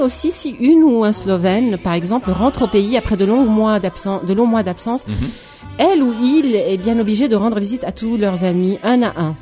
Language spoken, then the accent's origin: French; Lebanon; chez nous au Liban